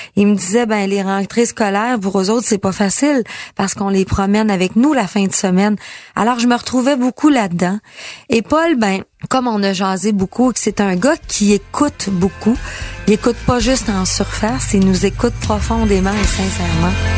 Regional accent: Quebec, Canada; quand j'étais petite, moi, au Saguenay-Lac-Saint-Jean, devant ma télé

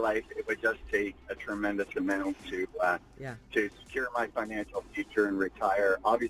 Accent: Newfoundland and Labrador, Canada; now in Toronto, Canada; And I grew up in a rural place. I grew up in Newfoundland in a very rural place, but yeah. I love Toronto, been here for a long time.

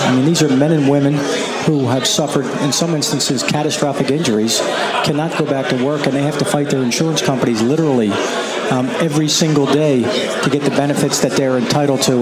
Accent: Philadelphia, Pennsylvania, United States; my kind of working class, blue collar upbringing. I'm from Northeast Philadelphia, Sam knows. Um, I attended Father Judge High School

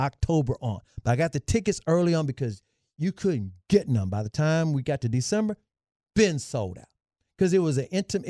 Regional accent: Memphis, Tennessee, United States; I grew up in Memphis. My mom's family's all in Oklahoma.

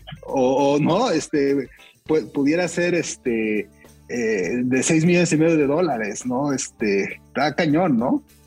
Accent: Mexico; En México

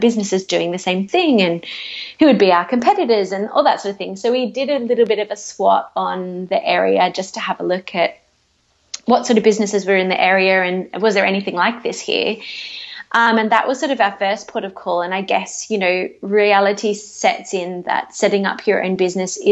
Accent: Newcastle, New South Wales, Australia; moved away; also born or lived in United Kingdom / Sydney; So I'm originally from Newcastle, so I got back in touch with some people that I knew in the industry there

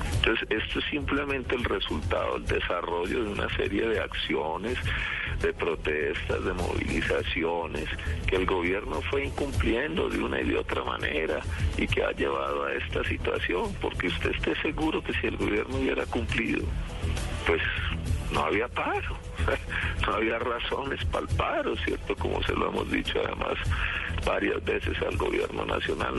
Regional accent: Colombia; yo también soy un colombiano, yo también siento como colombiano

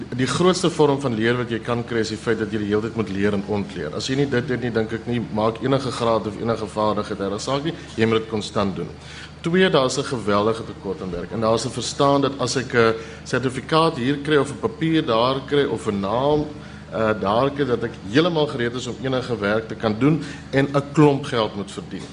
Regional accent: South Africa

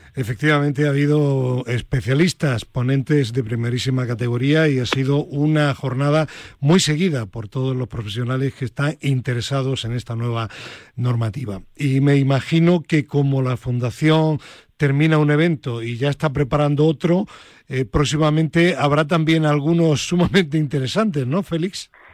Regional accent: Granada, Andalusia, Spain; mi tierra, a Granada

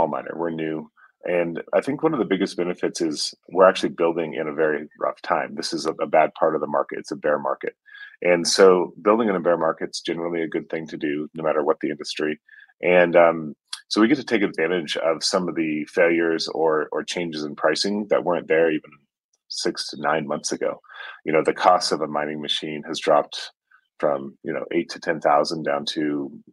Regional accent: Kenya; also born or lived in South Sudan; I've spent my whole life here in East Africa. I grew up in Kenya and South Sudan

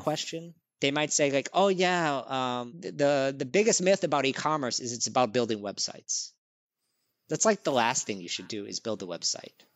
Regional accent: New Orleans, Louisiana, United States; now in New York, United States; I grew up in New Orleans, Louisiana.

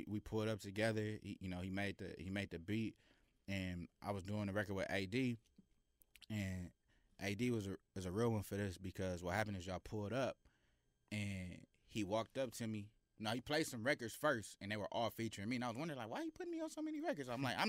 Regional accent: Carson, California, United States; I'm from Carson, California.

